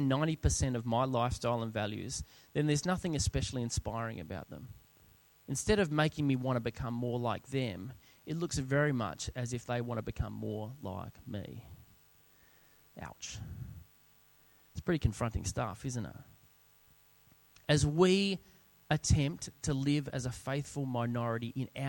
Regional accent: South Australia, Australia; moved away as an adult; also born or lived in Sydney; We were both born and bred in South Australia, and we'd moved over to Sydney

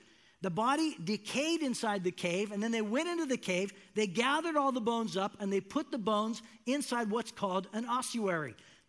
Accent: Northern California, United States; I grew up in Northern California in a very rural area. My parents had a couple acres of land.

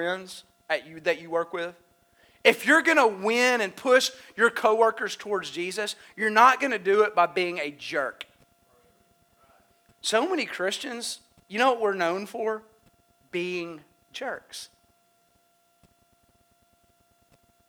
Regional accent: United States; I'm an American.

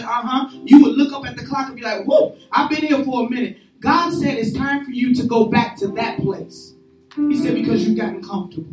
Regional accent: Chicago, Illinois, United States; I'm from Chicago

